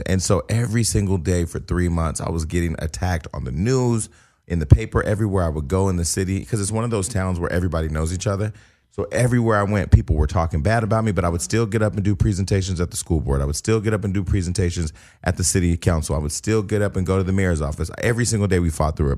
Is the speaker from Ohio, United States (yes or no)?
no; Stockton, California, United States; now in Los Angeles, United States; getting active in my hometown and relocating back to Stockton for three months.